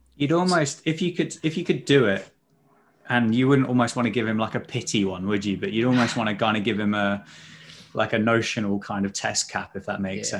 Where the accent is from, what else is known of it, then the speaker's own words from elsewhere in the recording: Sussex, South East England, United Kingdom; I'm from Sussex